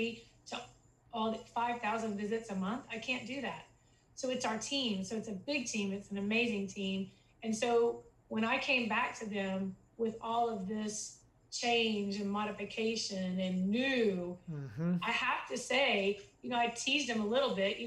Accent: Texas, United States; I'm from Texas

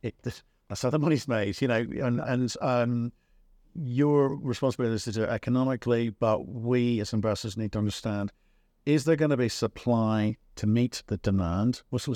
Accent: Dublin, Leinster, Ireland; You came by my hometown

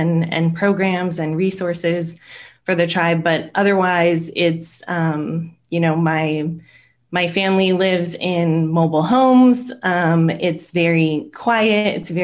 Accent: Iipay Nation of Santa Ysabel, East County, San Diego, California, United States; from the Ipai Nation of San Isabel. Our reservation is located in East County, San Diego

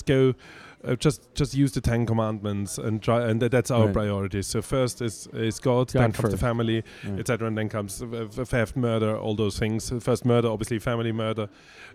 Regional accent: Vienna, Austria; I was born and raised in Vienna, Austria

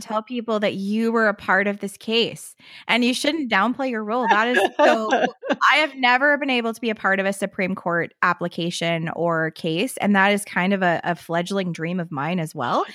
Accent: Canada; as a Canadian tax lawyer

